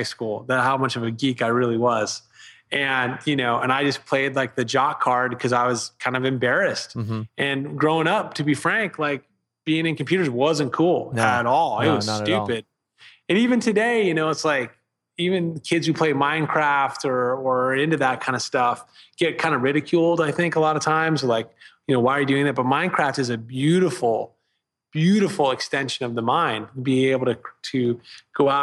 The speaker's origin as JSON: {"language": "English", "town": "Vienna", "region": "Virginia", "country": "United States", "tie": "born or raised there", "moved": "yes", "said": "Vienna, Virginia, northern, right outside of DC"}